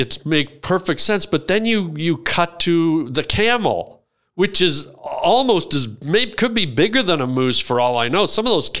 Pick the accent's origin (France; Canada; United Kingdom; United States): Canada; Toronto, Ontario; I grew up in Toronto.